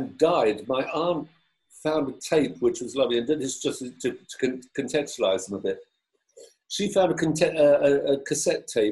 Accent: London, United Kingdom; I grew up in South London in a sort of lower middle class aspirational family

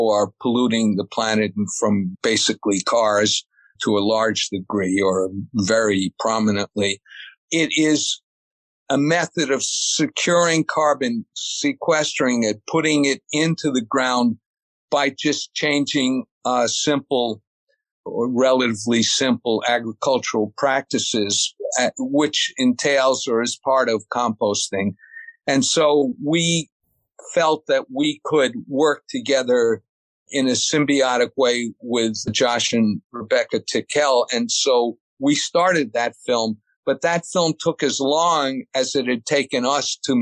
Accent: New York City suburbs, United States; I was born in New York City, and then my parents, we moved up to the suburb or out to the suburbs

